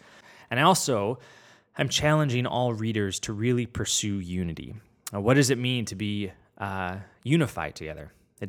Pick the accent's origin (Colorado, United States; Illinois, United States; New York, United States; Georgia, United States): Illinois, United States; Chicago; now in Rhode Island, United States; I'm a Chicagoan turned Rhode Islander.